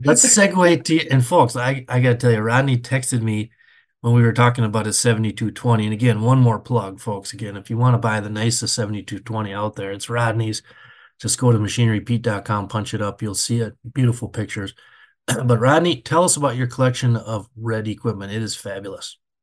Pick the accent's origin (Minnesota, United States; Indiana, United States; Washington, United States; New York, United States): Minnesota, United States; Benson; I grew up in a little town of thirty-two hundred people, Benson, Minnesota